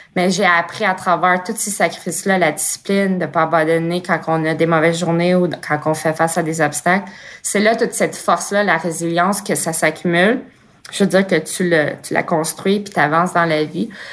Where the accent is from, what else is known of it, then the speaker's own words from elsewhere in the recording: Blainville, Quebec, Canada; also born or lived in Montreal; je suis née en 87 à Montréal puis j'ai grandi à Blainville